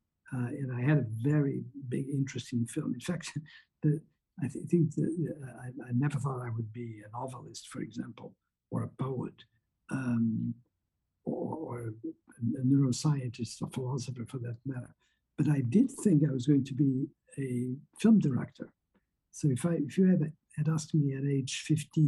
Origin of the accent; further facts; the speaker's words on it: Portugal; moved away as an adult; I was born in Portugal, and what you have high school in Portugal is a very different thing